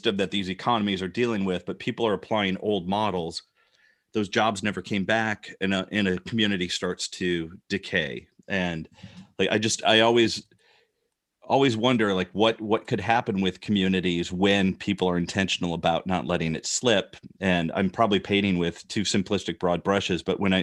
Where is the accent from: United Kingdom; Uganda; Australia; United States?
United States; Rockford, Illinois; I grew up in Rockford, Illinois